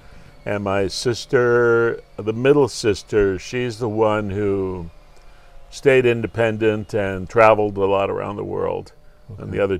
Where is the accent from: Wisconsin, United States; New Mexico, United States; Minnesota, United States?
Minnesota, United States; St. Paul; moved away as an adult; also born or lived in Duluth, Minnesota / Osaka, Japan / Tokyo, Japan / London, United Kingdom; now in Ito, Japan; We ended up settling in St. Paul, Minnesota. Okay. And I grew up in St. Paul. I mean, I went to elementary and high school there.